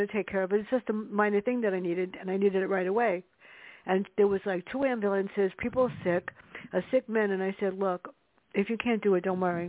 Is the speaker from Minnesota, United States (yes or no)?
no; New York City, New York, United States; us growing up in the South Bronx